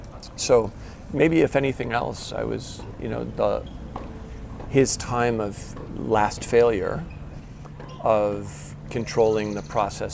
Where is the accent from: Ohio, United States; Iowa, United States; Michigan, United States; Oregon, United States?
Michigan, United States; East Lansing; Yeah. So I grew up in East Lansing, Michigan.